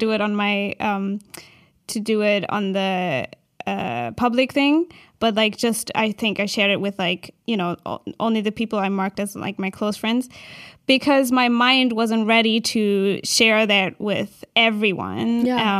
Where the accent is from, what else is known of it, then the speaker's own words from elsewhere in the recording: Berlin, Germany; I'm from Berlin